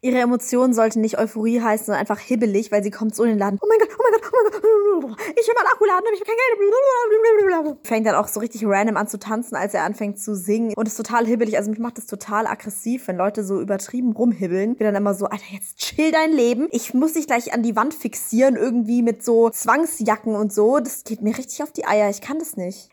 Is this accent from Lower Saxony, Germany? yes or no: no; Berlin, Germany; ich komme auch aus Berlin